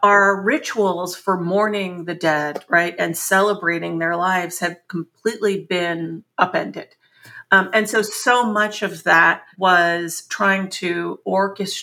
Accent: San Antonio, Texas, United States; moved away as an adult; also born or lived in Chicago; We grew up also in San Antonio, Texas, a very middle-class existence

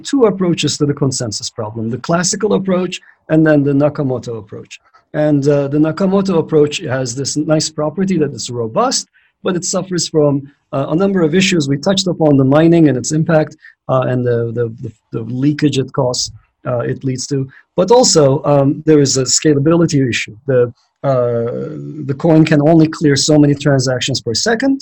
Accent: Istanbul, Turkey; now in United States; I grew up in Istanbul, Turkey

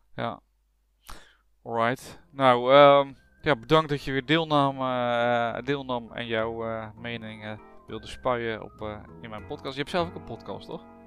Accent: Netherlands; als Nederlanders zijn we

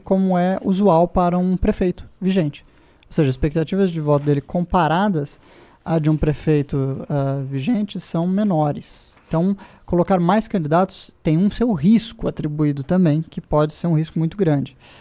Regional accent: Brazil; eu, como brasileiro desconfiado que sou

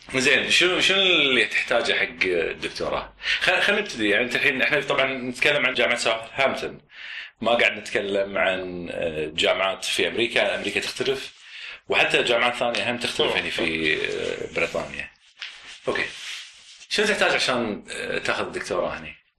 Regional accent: Kuwait; moved away; من الكويت

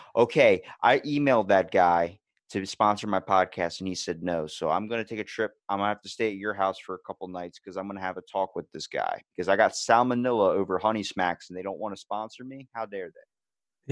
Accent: Ocean City, Maryland, United States; I'm from Ocean City, Maryland, born and raised

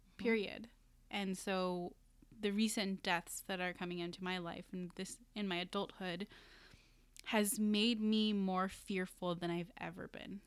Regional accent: Philippines; moved away; I went to the Philippines, and once I arrived in my hometown

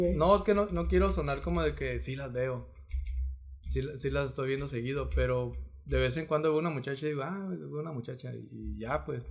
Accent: Mexico; porque somos mexicanos

